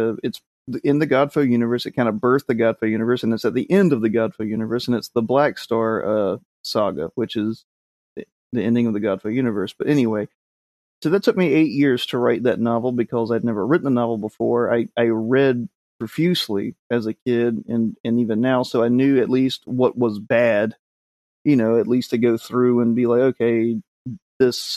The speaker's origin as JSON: {"language": "English", "region": "the South", "country": "United States", "said": "I'm from the South, which means we just butcher words anyway"}